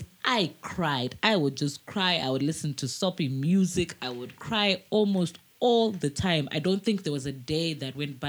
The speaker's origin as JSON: {"language": "English", "town": "Mutare", "region": "Manicaland", "country": "Zimbabwe", "tie": "born or raised there", "also_born_or_lived": "Harare", "said": "I grew up in Mutare"}